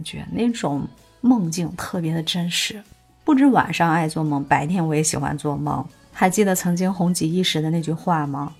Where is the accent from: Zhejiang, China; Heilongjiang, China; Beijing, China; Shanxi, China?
Shanxi, China; Taiyuan; 我来自太原，做室内设计师这个行业呢，已经近二十年了